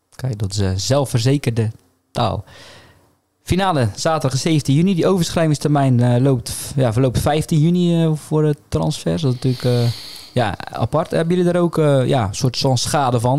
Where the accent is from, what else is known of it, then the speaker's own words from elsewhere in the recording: Zeeland, Netherlands; wij als Zeeuwen.